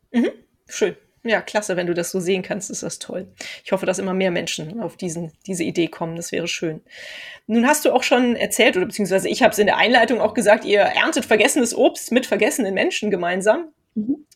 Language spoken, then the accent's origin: German; Cologne, North Rhine-Westphalia, Germany; wir kommen ja aus Köln hier